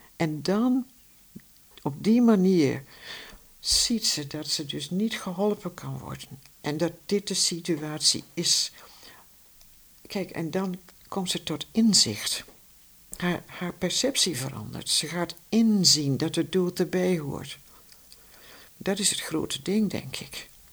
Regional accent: Vierakker, Gelderland, Netherlands; also born or lived in Amsterdam; now in Heino, Netherlands; ik ben in Vierakker geboren bij Zutphen.

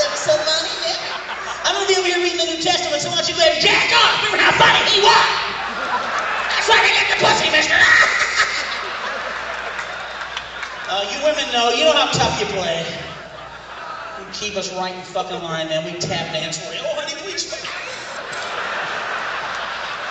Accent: Peoria, Illinois, United States; moved away; I'm originally from Peoria

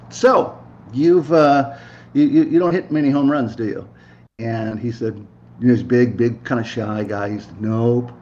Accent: Santa Monica, California, United States; also born or lived in Seattle, Washington; now in Carlsbad, United States; I'm from Santa Monica, California

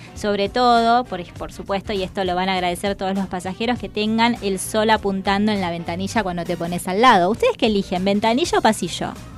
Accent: Salta, Argentina; moved away; also born or lived in Buenos Aires; yo soy del interior, yo soy de Salta, de la provincia de Salta

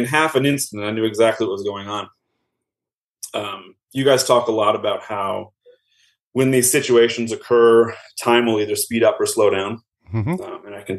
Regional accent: Minneapolis, Minnesota, United States; now in Albuquerque, United States; So as I mentioned, I'm from Minneapolis area originally. Since moving to Albuquerque, my wife and I have had our three kids

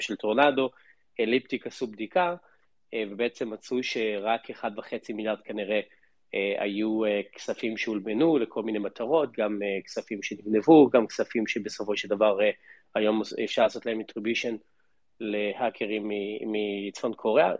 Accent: Israel; וגם אנחנו כישראלים

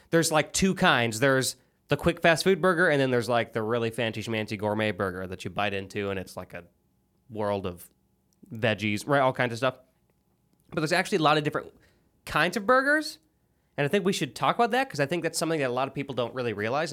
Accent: Illinois, United States; now in Tennessee, United States; I'm from Illinois

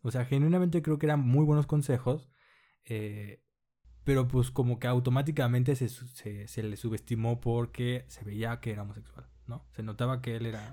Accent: Culiacán, Sinaloa, Mexico; en Culiacán, que yo soy de Culiacán

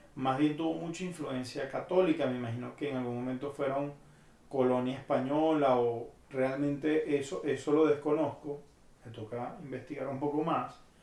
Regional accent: Venezuela; moved away as an adult; Yo tengo casi seis años y medio que me fui de Venezuela

